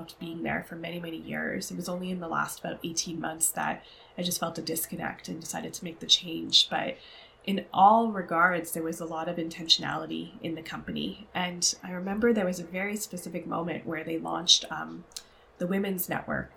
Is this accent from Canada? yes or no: yes; Canada; I grew up as a child of Pakistani immigrants and first generation Canadian